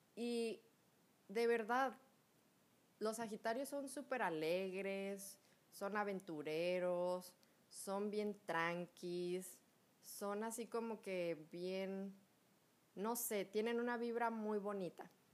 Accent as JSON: {"language": "Spanish", "country": "Mexico", "said": "cuando yo estaba chiquita, como todo buen mexicano, como todo mexicano cool"}